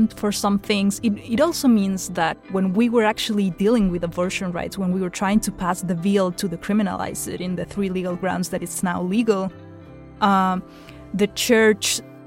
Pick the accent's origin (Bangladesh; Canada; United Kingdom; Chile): Chile; I'm a human rights and constitutional law attorney, and I'm from Chile